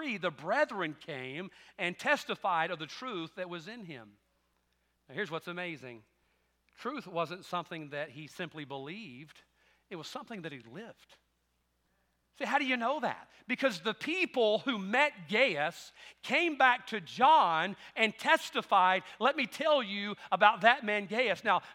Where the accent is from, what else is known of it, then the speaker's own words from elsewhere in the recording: the South, United States; I'm thankful for the South, being raised in the South.